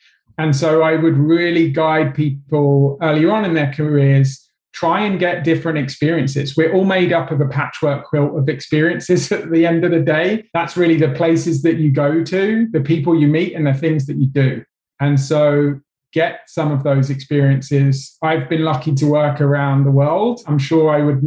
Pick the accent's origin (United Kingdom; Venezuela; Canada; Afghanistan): United Kingdom; England; I'm English